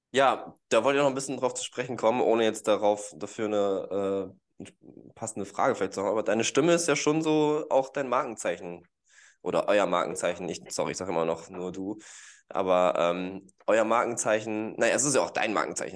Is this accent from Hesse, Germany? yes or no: no; Gütersloh, North Rhine-Westphalia, Germany; moved away; ursprünglich bin ich aus Gütersloh, ist ja nicht so weit weg